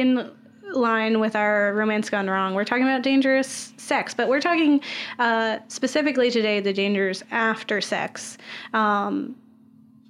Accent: Florida, United States; I grew up in Florida

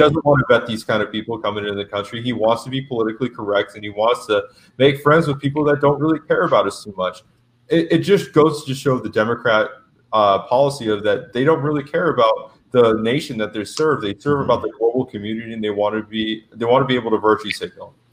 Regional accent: Las Vegas, Nevada, United States; also born or lived in Tucson; I'm from Las Vegas, which is a strong, heavily union union town

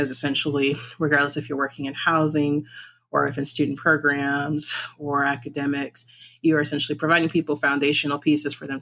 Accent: Detroit, Michigan, United States; moved away as an adult; also born or lived in Mount Pleasant, Michigan / Miami, Florida; I grew up in the Metro Detroit area

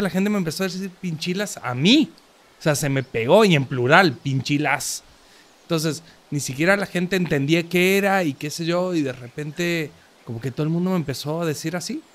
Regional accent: Córdoba, Argentina; now in Mexico; que es donde soy, de Córdoba, Argentina

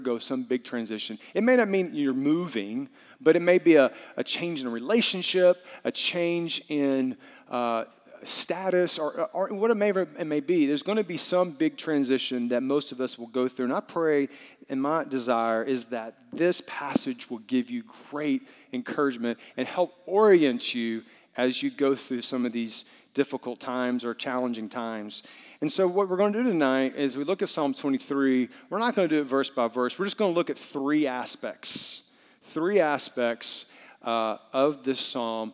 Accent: Arkansas, United States; moved away as an adult; also born or lived in Peru / Atlanta; now in Miami, United States; I'm from Arkansas

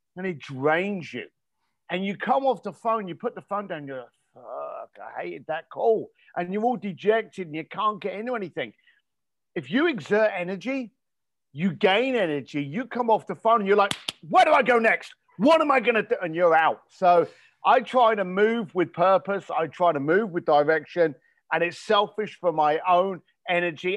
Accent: London, United Kingdom; growing up in East London, I had no money

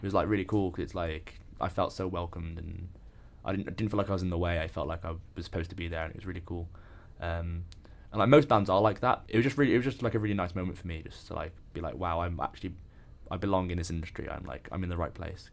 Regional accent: Birmingham, West Midlands, United Kingdom; moved away as an adult; now in Leeds, United Kingdom; I'm from the Midlands.

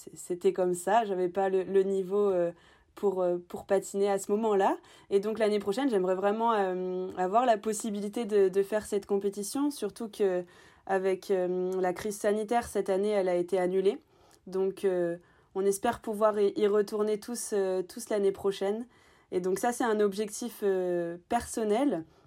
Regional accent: Normandy, France; je suis originaire de Normandie

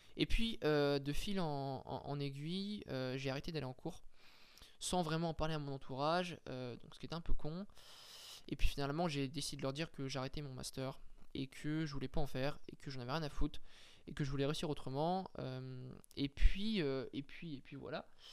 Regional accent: France; on n'était pas privilégié en tant que français

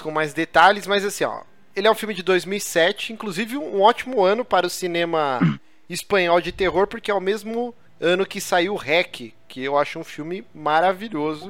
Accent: Brazil; eu não sou espanhol, cara, eu sou brasileiro

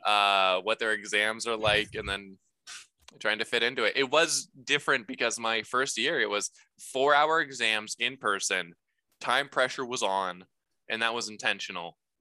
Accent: Dayton, Ohio, United States; also born or lived in Seattle, Washington; I grew up here. I'm from Dayton, Ohio

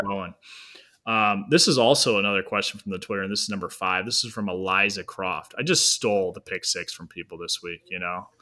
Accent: Northeast Ohio, United States

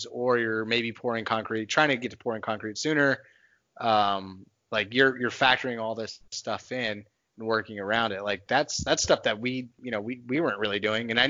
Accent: Texas, United States; I'm a nomad, but I'm a Texan by by heart. I grew up in Texas.

